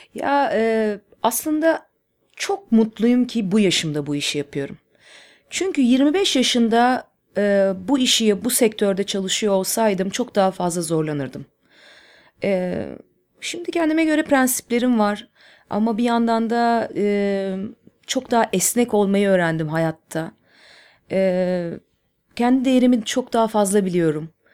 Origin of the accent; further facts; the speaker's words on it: Istanbul, Turkey; İstanbul'da büyüdüm. E, Nişantaşı'nda Işık Lisesi'nde okudum